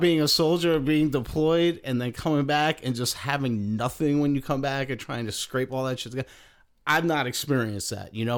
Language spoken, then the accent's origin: English; New York, United States; moved away; also born or lived in Philadelphia / Chicago; growing up in New York, you know, everybody kinda lives right around each other